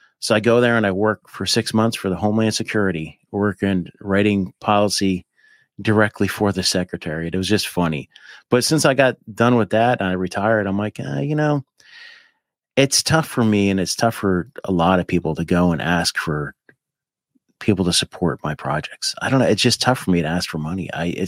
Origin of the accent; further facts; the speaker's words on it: Appalachia, United States; I mean, I grew up right on the Appalachian Mountains.